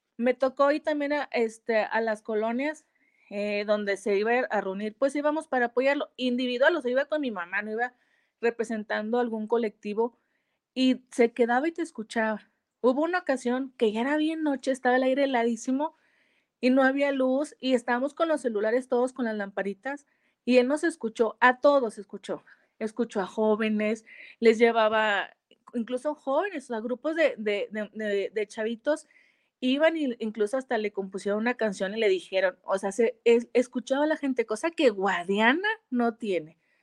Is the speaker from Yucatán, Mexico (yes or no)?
no; Saltillo, Coahuila, Mexico; Soy de Saltillo, Coahuila